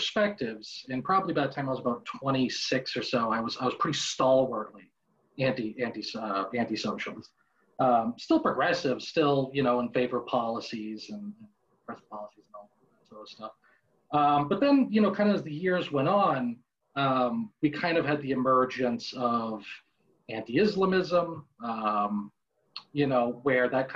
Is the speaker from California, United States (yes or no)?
no; Boston, Massachusetts, United States; I was born and raised in Boston, Massachusetts